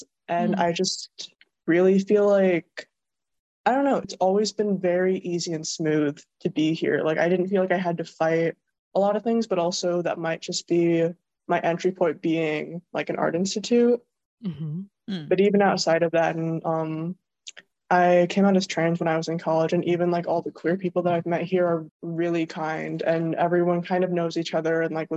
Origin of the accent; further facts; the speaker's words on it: Rockford, Illinois, United States; moved away as an adult; now in Milwaukee, United States; I'm from Rockford, Illinois, so it's kind of like an equilateral triangle between like Chicago and Milwaukee